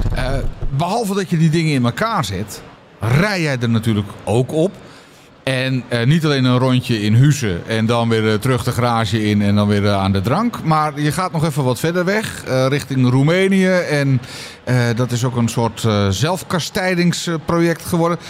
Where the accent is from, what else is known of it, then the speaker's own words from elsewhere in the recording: Netherlands; Ik ben gewoon echt een Hollander